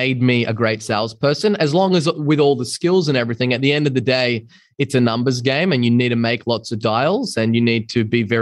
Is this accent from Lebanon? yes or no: no; Byron Bay, New South Wales, Australia; moved away; also born or lived in London; I was a guy from Byron Bay, a small beach town in Australia